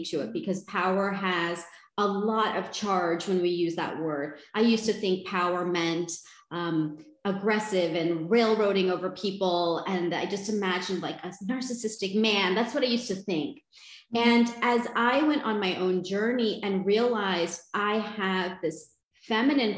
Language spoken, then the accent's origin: English; United States; I was born and raised in the United States